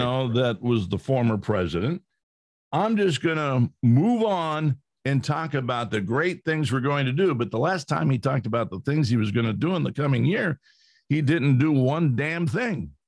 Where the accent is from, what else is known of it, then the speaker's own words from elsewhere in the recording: California, United States; I grew up in California